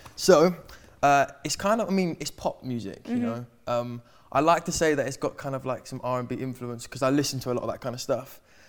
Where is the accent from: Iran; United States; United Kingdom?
United Kingdom; London; Obviously, I'm from London. I'm from the UK.